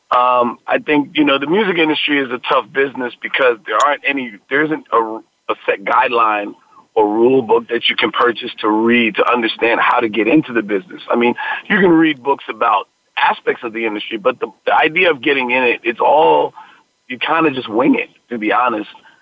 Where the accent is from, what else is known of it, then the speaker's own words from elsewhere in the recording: New York City, New York, United States; I'm born and raised in the Bronx.